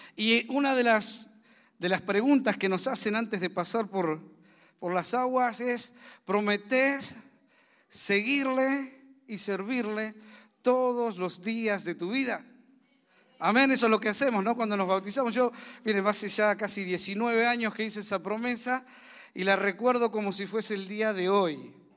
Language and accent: Spanish; Argentina; also born or lived in Zárate; somos argentinos, vivimos en Zárate